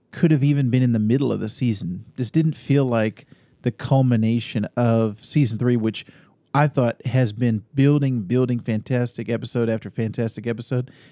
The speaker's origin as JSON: {"language": "English", "town": "Austin", "region": "Texas", "country": "United States", "tie": "born there", "said": "And I was born in Austin, Texas. So when I was growing up, I also kind of I I, I didn't have any memories of living in Texas"}